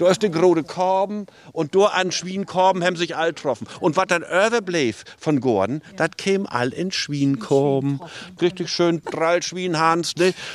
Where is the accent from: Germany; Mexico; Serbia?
Germany; Mecklenburg-Vorpommern; Wir kommen von Großkennington.